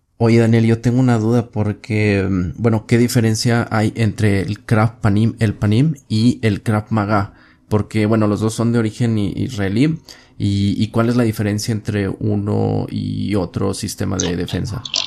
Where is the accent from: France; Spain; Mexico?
Mexico; Tú y yo que somos mexicanos, vivimos aquí